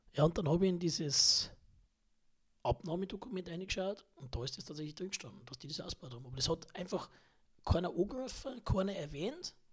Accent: Hagelstadt, Bavaria, Germany; ich stamme aus Hagelstadt

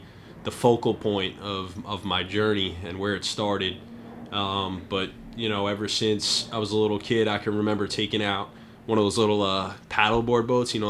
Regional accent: Westchester County, New York, United States; I grew up in Westchester County, New York.

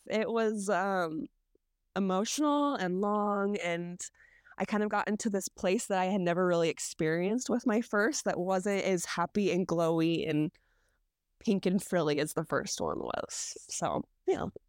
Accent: Utah, United States; I grew up here in Utah

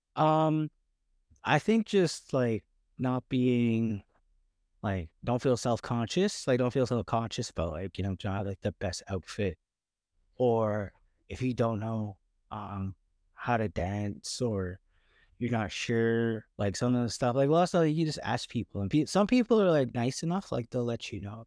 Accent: Lethbridge, Alberta, Canada; moved away as an adult; now in Vancouver, Canada; we grew up in Lethbridge

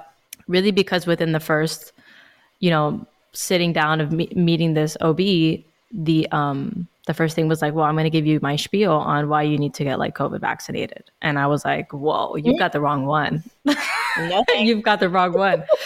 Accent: Miami, Florida, United States; I'm from Miami, born and raised, and I'm 25

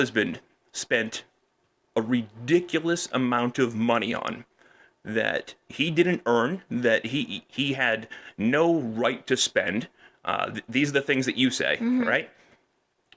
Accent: Peabody, Massachusetts, United States; moved away as an adult; also born or lived in Lynn / Wakefield; now in Windham, United States; I grew up on the North Shore. Right, I grew up in Peabody and in Lynn and Wakefield

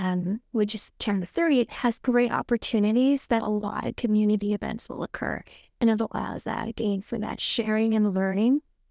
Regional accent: Canada; So, for example, when I'm traveling mm-hmm. overseas or living overseas, I identify as Canadian

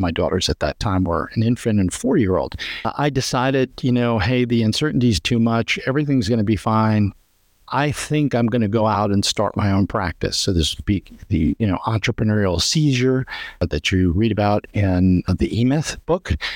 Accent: Long Island, New York, United States; moved away as an adult; now in Florida, United States; I grew up on Long Island and moved to Florida about thirty years ago

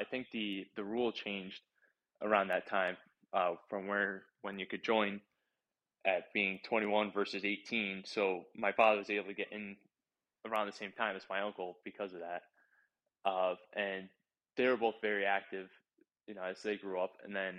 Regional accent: Derby, United States; So, I was born in Derby. I lived here my whole life.

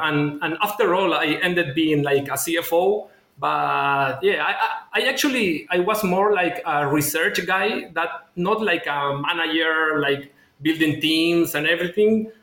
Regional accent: Chile; moved away as an adult; now in Singapore; I am from Chile, from South America. And I study uh, business administrator back in Chile

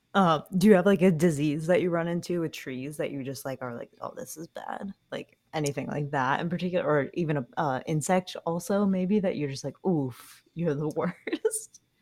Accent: New England, United States; I grew up in New England

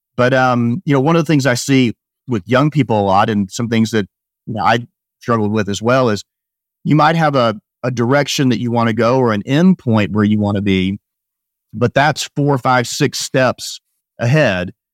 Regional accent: Rogers, Arkansas, United States; moved away as an adult; also born or lived in Baltimore, Maryland; I grew up in Northwest Arkansas, Rogers, Arkansas

